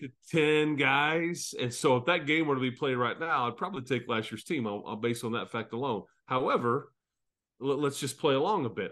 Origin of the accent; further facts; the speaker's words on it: Fort Worth, Texas, United States; now in Lubbock, United States; I grew up in Fort Worth